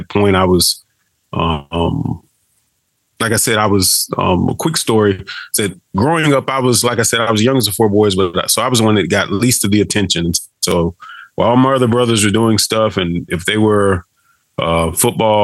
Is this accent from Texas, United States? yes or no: no; Daytona Beach, Florida, United States; moved away as an adult; also born or lived in Alva, Oklahoma; I'm born and raised in Daytona Beach, Florida. I'm a Florida boy